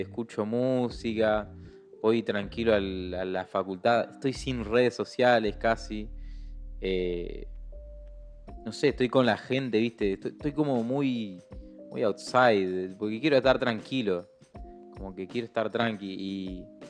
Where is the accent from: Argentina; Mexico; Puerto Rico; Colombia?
Argentina; yo soy re orgulloso de mi país.